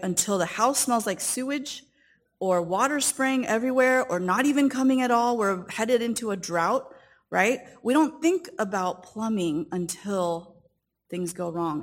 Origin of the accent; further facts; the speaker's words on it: Southern California, United States; I grew up in Southern California, and my parents came from the country of Taiwan